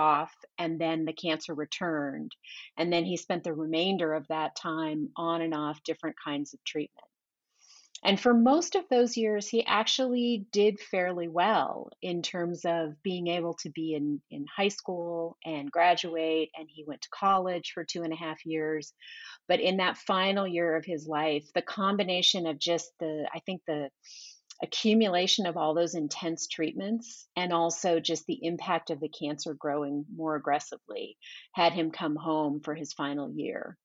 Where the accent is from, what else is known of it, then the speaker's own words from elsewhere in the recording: San Jose, California, United States; moved away as an adult; also born or lived in Portland; now in Sacramento, United States; I grew up in San Jose